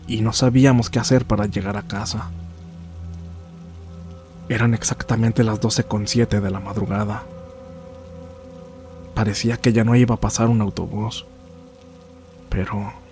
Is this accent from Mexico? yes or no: yes; Apan, Hidalgo, Mexico; Nosotros somos originarios de Apan, Hidalgo.